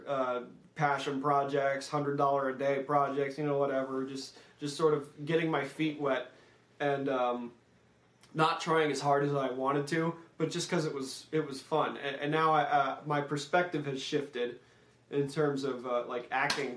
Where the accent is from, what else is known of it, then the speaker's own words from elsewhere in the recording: Los Angeles, California, United States; moved away as an adult; now in Midwest, United States; It's my hometown